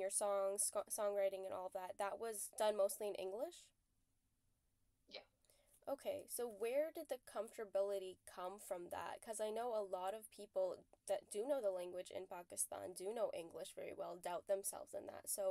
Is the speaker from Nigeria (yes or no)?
no; Canada; I'm from Canada